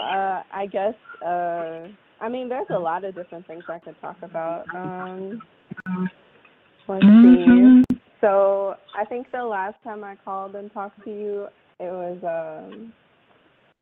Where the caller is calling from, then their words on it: Madison, Wisconsin, United States; I'm calling from Madison, Wisconsin